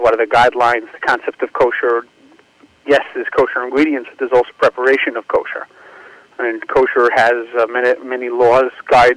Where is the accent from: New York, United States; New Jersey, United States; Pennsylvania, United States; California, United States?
New York, United States; New York City; moved away; I was a sixth-generation Brooklynite, and I grew up in Brooklyn